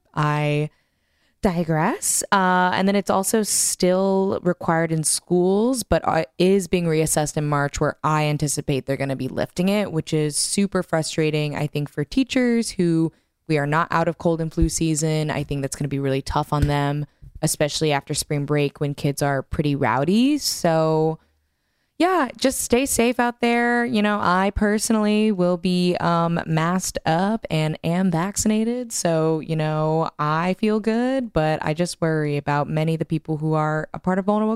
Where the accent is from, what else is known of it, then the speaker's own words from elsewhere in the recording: New York, United States; So to lift both the mask and the vax mandate to me is, as a New Yorker, pretty frustrating.